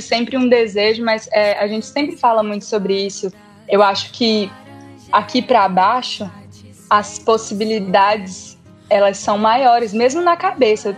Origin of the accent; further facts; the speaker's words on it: Araguaína, Tocantins, Brazil; A gente é de Araguaína, no Tocantins, e é uma cidade relativamente pequena, assim mas a gente estudou na mesma escola a vida inteira